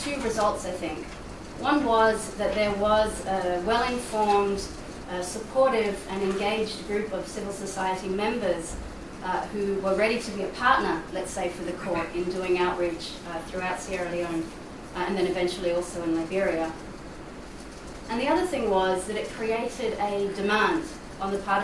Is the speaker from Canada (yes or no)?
no; Australia; now in Brussels, Belgium; I'm based in Brussels. I'm actually from Australia